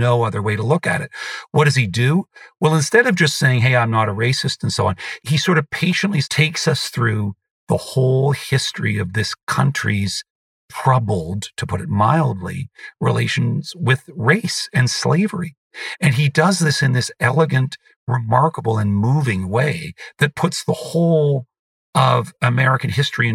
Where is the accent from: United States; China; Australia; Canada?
Canada; I am a Canadian